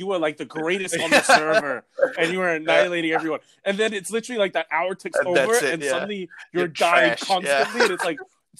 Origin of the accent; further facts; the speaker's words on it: Singapore; growing up in Singapore